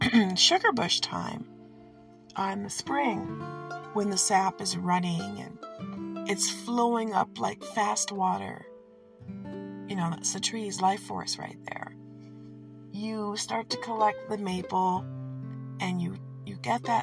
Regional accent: Detroit, Michigan, United States; Since I live in Michigan and I am from Detroit, I grew up with Canada to my south

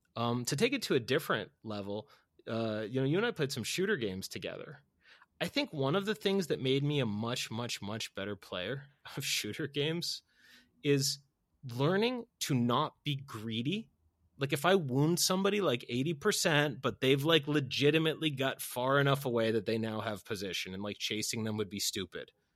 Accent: Boston, Massachusetts, United States; I'm from Boston

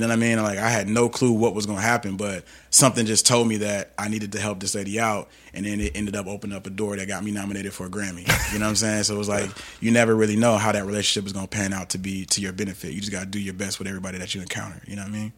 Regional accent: Atlanta, Georgia, United States; also born or lived in Los Angeles; I grew up in Atlanta

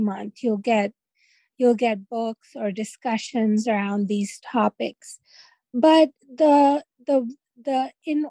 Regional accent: Karachi, Sindh, Pakistan; now in United States; I think I've lived more of my life in the U.S. than I have full-time in Karachi, Pakistan, where I'm from

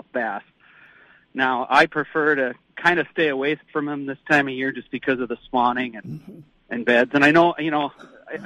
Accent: Nevis, Minnesota, United States; I grew up in Nevis. I actually still live in Nevis

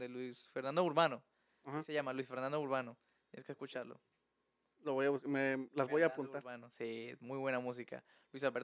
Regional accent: Colombia; now in Mexico; Ah, yo soy de Colombia.

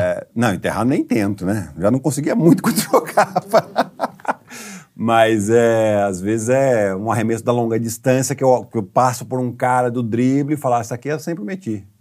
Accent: Piracicaba, São Paulo, Brazil; E eu sou de Piracicaba

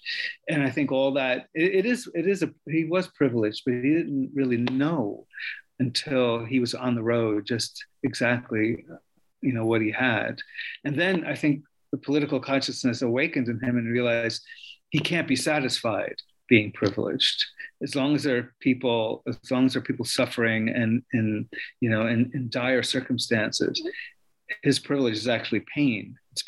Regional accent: New York, United States; born or raised there

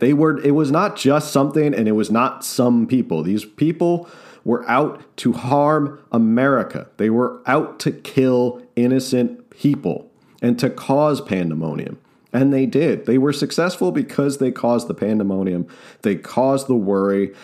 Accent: New Jersey, United States; I'm a kid from New Jersey

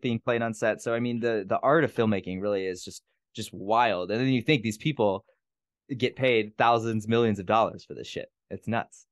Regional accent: Gary, Indiana, United States; moved away; I'm from Gary, Indiana

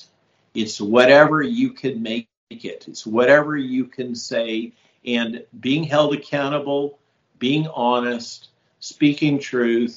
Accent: California, United States; I grew up in California

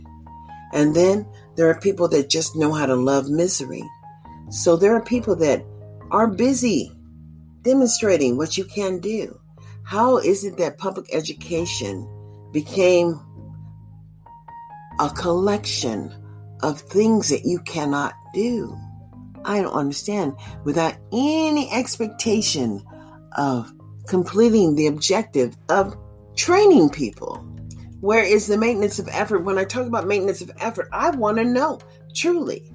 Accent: United States; I am a free American citizen born in America

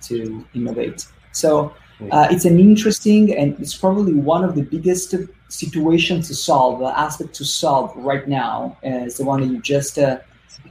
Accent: Italy; moved away as an adult; now in United States; I come from Italy. So my first entrepreneurial experiences were in Italy in the field of marketing

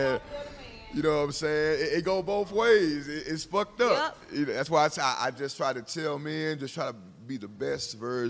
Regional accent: Houston, Texas, United States; I'm from Houston, bro.

